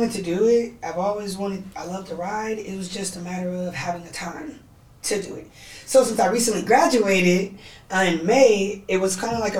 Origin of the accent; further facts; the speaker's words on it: San Francisco, California, United States; I'm from San Francisco.